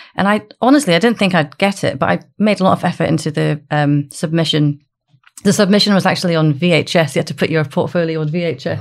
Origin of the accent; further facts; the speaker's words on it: Aberdeen, Scotland, United Kingdom; also born or lived in Dundee; I'm from Aberdeen